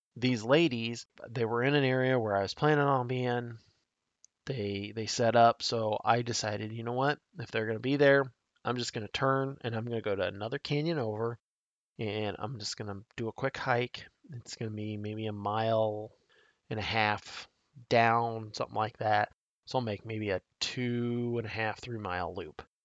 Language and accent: English; Nebraska, United States; my home state of Nebraska